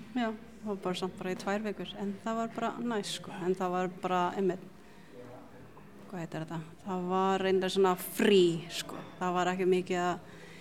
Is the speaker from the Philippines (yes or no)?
yes; Cebu City, Central Visayas, Philippines; now in Iceland; alin upp í Cebu.